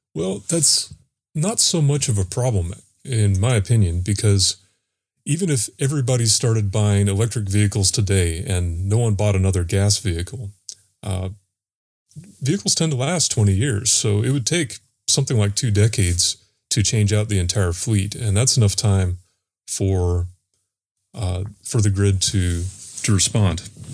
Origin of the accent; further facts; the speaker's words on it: North Carolina, United States; also born or lived in Florida; also from North Carolina